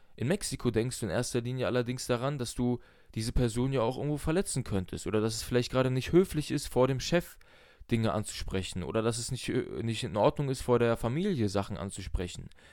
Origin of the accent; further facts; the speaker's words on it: Germany; Ich bin zwar in Deutschland aufgewachsen, meine Eltern sind aus Russland